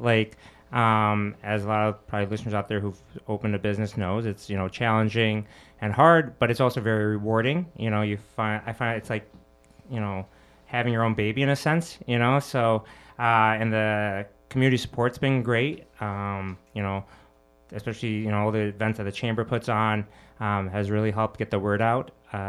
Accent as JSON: {"language": "English", "region": "Michigan", "country": "United States", "tie": "born or raised there", "lives_now": "Chicago, United States", "said": "Well, I'm actually from Michigan, not a Chicagoan. I'm a Michigander, but still Midwesterner. So grew up in Michigan, went to University of Michigan."}